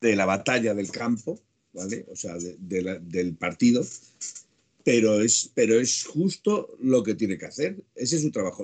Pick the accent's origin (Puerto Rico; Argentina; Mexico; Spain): Spain; Aragon; como buen maño